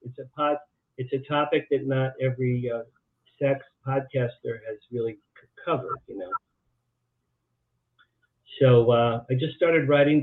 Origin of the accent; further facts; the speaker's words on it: Jersey Shore, New Jersey, United States; moved away as an adult; also born or lived in Boston; I grew up in New Jersey, along the Jersey Shore